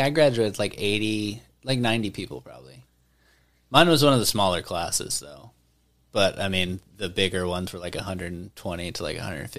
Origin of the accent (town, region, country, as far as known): Mena, Arkansas, United States; moved away as an adult; also born or lived in Conway, Arkansas; now in Arlington, United States